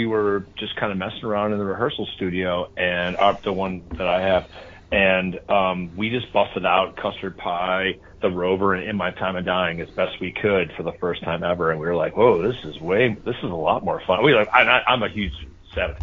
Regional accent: Chicago, Illinois, United States; I'm from Chicago, Illinois, in the city

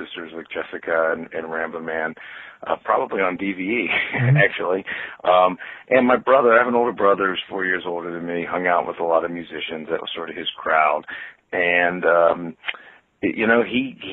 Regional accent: Pittsburgh, Pennsylvania, United States; now in Maplewood, United States; I grew up in Squirrel Hill

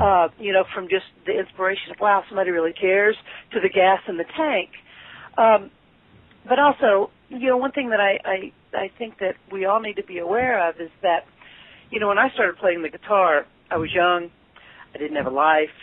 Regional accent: Lexington, Kentucky, United States; now in Cincinnati, United States; I'm from Lexington, Kentucky, but I've lived okay. in Cincinnati

